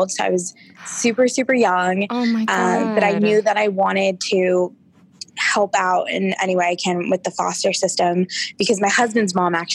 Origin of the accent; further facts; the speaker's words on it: Orange, California, United States; I grew up in Orange, California.